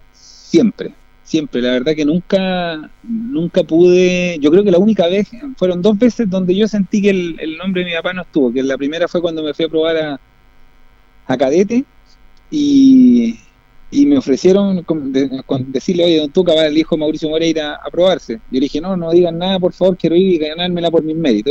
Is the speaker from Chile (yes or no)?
yes; Linares, Maule, Chile; yo soy nacido y criado en Linares